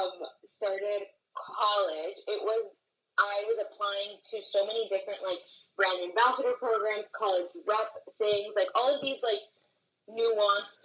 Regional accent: Miami, Florida, United States; I was born and raised in the Miami area. And I love living here

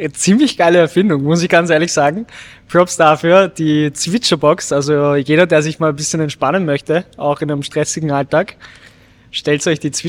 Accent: Vienna, Austria; Ich bin in Wien aufgewachsen.

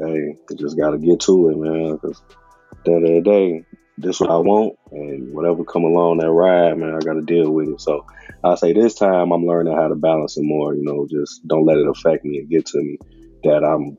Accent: Calumet City, Illinois, United States; I'm from originally from Cal City, which is a suburb like probably 15 minutes from Chicago. So I grew up out there, moved a lot.

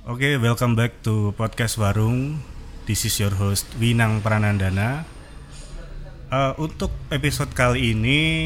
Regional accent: Lampung, Indonesia; now in Salatiga, Indonesia; saya sebenarnya tuh bukan orang asli Salatiga. Saya itu dari Lampung.

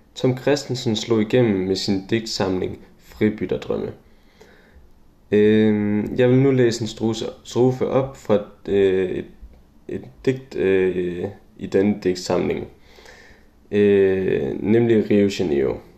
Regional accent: Juelsminde, Central Denmark Region, Denmark; min hjemby Julesminde

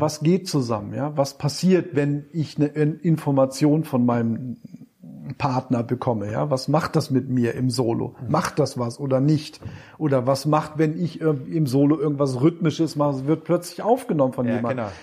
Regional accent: Wolfsburg, Lower Saxony, Germany; bin ich von Wolfsburg, wo ich herkomme, nach Hamburg getrennt

